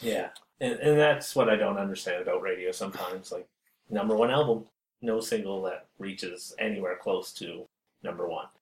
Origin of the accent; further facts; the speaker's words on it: East Coast, Canada; growing up on the East Coast